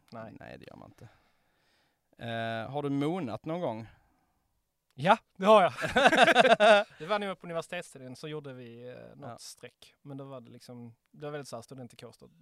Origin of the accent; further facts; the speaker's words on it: Ystad, Skåne, Sweden; i Ystad där jag växte upp